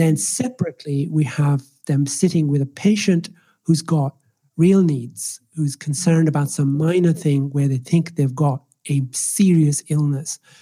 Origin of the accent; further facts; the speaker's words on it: Ireland; first language Swahili; English is a second language; moved away as an adult; also born or lived in Nairobi, Kenya / Scotland / England; now in Australia; I was raised in the Republic of Ireland, which is why I have this interesting accent.